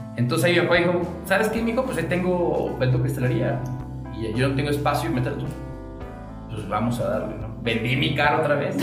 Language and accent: Spanish; Guadalajara, Jalisco, Mexico; now in Aguascalientes, Mexico; yo soy de Guadalajara, pero ya soy hidrocálido por adopción.